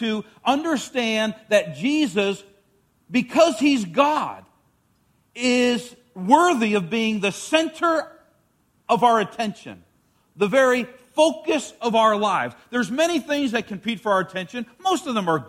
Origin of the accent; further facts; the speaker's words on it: New York, United States; the school that I grew up in New York, every semester in elementary school would have a square dancing class